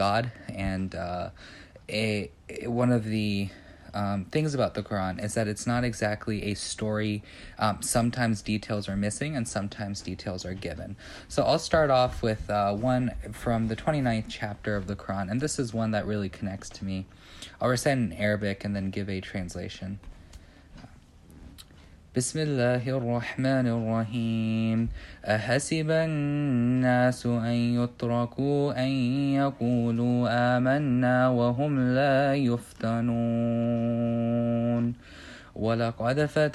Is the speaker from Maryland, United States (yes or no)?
no; Beavercreek, Ohio, United States; I'm from Beaver Creek, Ohio, so pretty much Dayton close